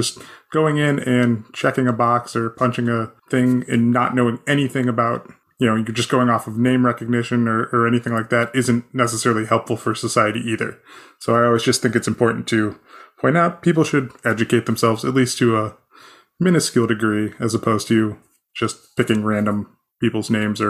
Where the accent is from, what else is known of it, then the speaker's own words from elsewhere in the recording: Ohio, United States; moved away; I found growing up in Ohio that you had, you went to the polls every year.